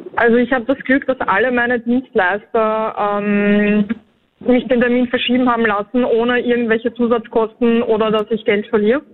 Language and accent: German; Vienna, Austria; wir sind aus Wien